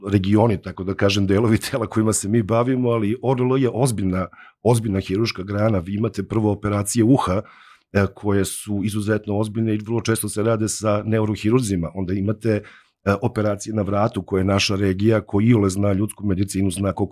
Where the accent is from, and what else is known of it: Serbia